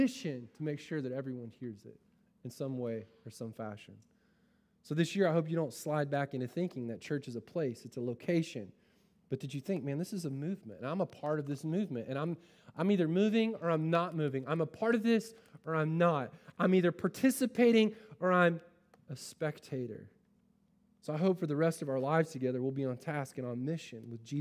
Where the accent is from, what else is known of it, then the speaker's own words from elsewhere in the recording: United States; as American, westernized Christians